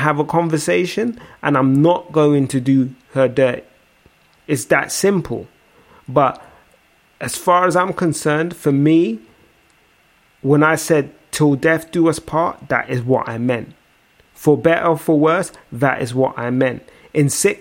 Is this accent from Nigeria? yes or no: yes; Nigeria; as a Nigerian